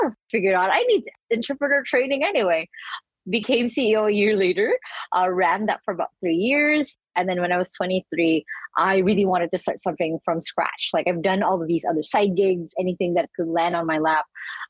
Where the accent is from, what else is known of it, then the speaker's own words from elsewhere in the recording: Philippines; I'm from the Philippines.